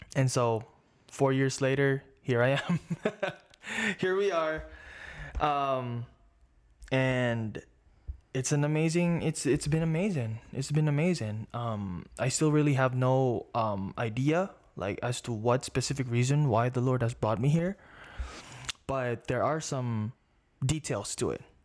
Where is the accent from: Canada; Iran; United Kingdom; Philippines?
Philippines; now in Las Vegas, United States; I grew up in the Philippines